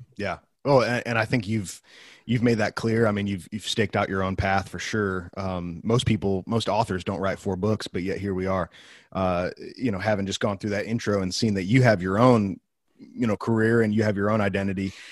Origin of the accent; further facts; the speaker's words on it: Wheaton, Illinois, United States; an alumnus of the school in my hometown, Wheaton College